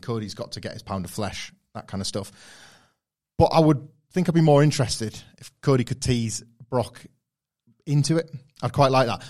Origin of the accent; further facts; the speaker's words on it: Filey, Yorkshire and the Humber, United Kingdom; where I grew up in Filey in North Yorkshire, it's very, very parochial